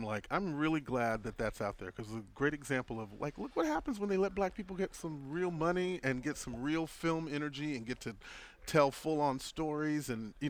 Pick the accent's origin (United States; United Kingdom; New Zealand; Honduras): United States; Galveston, Texas; also born or lived in Houston; I grew up in Galveston.